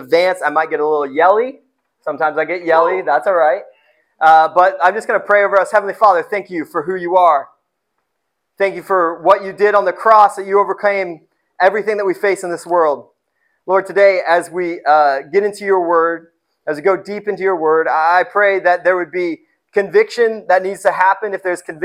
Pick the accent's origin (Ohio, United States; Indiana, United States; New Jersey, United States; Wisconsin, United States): Indiana, United States; I grew up in Indiana